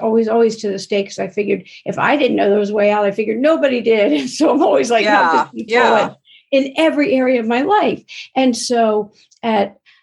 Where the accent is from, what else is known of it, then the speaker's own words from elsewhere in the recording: East Coast, United States; now in Los Angeles, United States; I'm originally from the East Coast, but I live